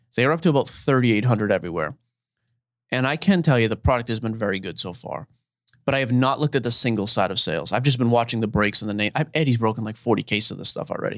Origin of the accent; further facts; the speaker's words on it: Boston, Massachusetts, United States; now in Tennessee, United States; I was born and raised in Boston